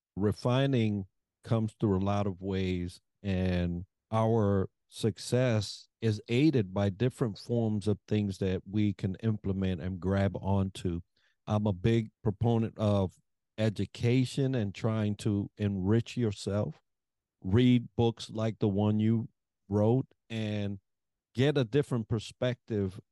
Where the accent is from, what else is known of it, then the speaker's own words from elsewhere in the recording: New York, United States; I'm from New York